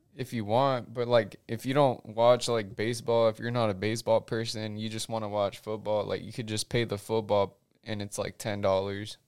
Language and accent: English; United States; I'm an American.